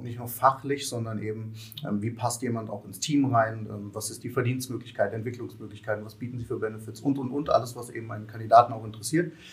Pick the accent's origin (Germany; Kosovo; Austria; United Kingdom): Germany; Kassel, Hesse; moved away; ich komme eigentlich aus Kassel